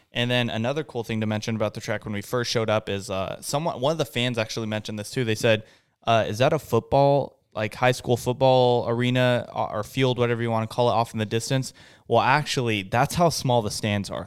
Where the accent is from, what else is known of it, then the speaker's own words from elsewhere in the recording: West Coast, United States; we're not locals. We're from the West Coast